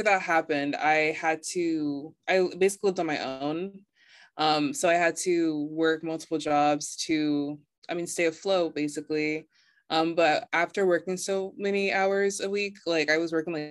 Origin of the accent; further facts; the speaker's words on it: Dallas, Texas, United States; moved away as an adult; now in Washington, DC, United States; I am 24 from Dallas, Texas.